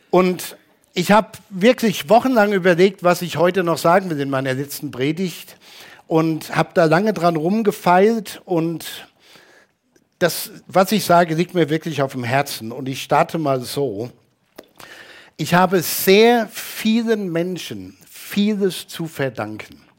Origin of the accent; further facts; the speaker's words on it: Hanau, Hesse, Germany; In der Hanauer Gemeinde, wo ich groß geworden bin, gab es morgens einen Gottesdienst und abends eine Evangelisationsveranstaltung.